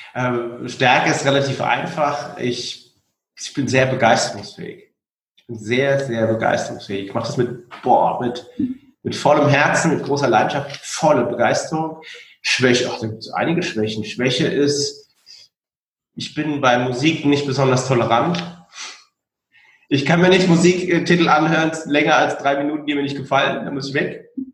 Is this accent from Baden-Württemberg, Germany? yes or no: no; Frankfurt am Main, Hesse, Germany; ich bin ja in Frankfurt am Main geboren und aufgewachsen